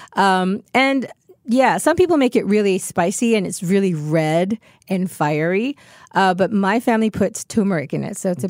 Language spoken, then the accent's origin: English; Singapore; I am Singaporean